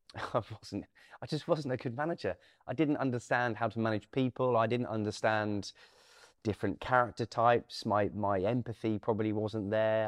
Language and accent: English; Norwich, East of England, United Kingdom; also born or lived in Thorpe St Andrew; I'm from Norwich